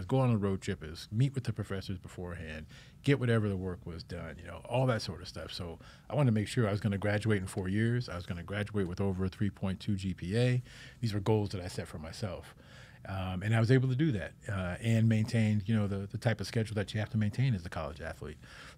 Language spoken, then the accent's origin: English; Sacramento, California, United States; So I'm originally from Sacramento, California, and grew up out there. My dad was in the Air Force, spent 29 years in the Air Force.